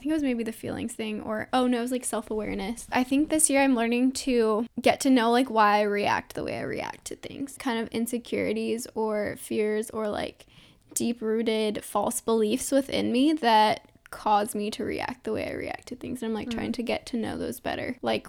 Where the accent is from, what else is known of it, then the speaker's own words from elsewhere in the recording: Arizona, United States; And like we're from Arizona, so we're wimps.